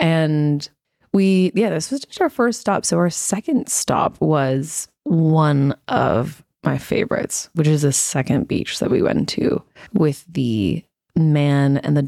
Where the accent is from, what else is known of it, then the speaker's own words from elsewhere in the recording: United States; now in Australia; And so, and I'm American. And so when we travel, we're traveling Americans while we live in Australia.